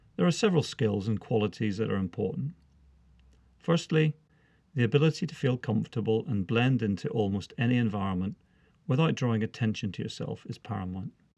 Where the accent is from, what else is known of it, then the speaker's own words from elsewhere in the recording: Northern Ireland, United Kingdom; moved away as an adult; now in England, United Kingdom; I was born and brought up in Northern Ireland